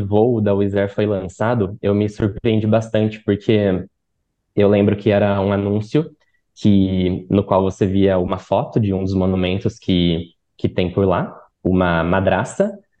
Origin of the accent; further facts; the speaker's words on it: Brazil; como brasileiros